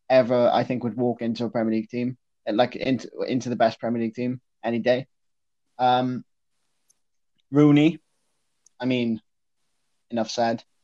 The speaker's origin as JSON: {"language": "English", "region": "Wales", "country": "United Kingdom", "said": "particularly as, as a Welsh football fan, I mean that that was back in the days where we were completely incapable of qualifying for any sort of tournament."}